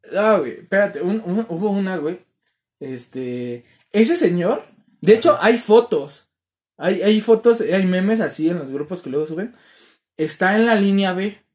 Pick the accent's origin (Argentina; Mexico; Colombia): Mexico; Ecatepec, State of Mexico; soy de Catepec y sé que está feo Catepec